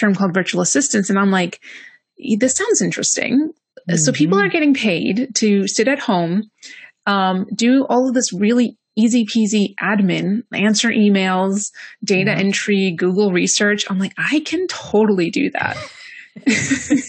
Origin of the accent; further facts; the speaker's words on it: Greece; moved away; also born or lived in London; I moved from London to Greece, which is where I'm originally from